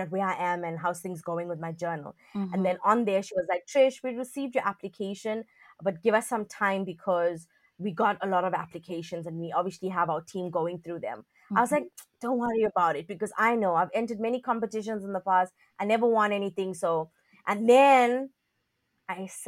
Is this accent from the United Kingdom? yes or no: no; South Africa; also born or lived in China; I'm from South Africa.